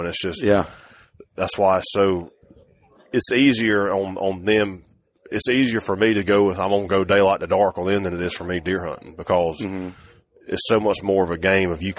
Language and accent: English; the South, United States; we're from the South growing up